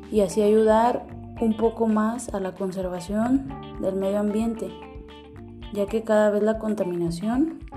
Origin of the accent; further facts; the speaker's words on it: Guadalajara, Jalisco, Mexico; Soy originaria de Guadalajara, Jalisco. Tengo 22 años